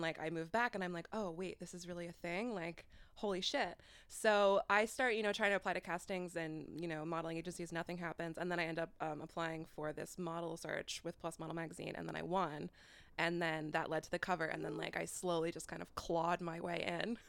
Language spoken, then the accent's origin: English; Fairfield, Iowa, United States; moved away; I'm from a little town in Iowa, um, a little hippie conglomerate in, called Fairfield, Iowa